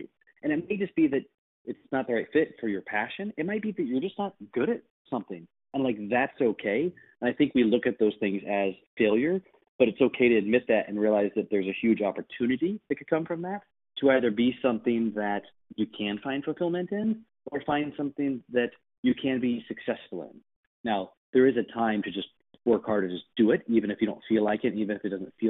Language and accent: English; Missouri, United States; moved away as an adult; also born or lived in Washington, District of Columbia, United States / Washington State / California / New York City; I'm going to move back to my hometown for 9 months